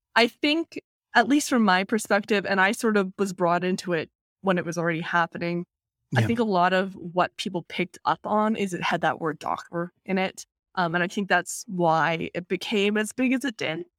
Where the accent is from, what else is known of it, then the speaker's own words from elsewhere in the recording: Vancouver, British Columbia, Canada; Vancouver is a city that is, I would say is honestly 50%, if not more, um, people of East Asian descent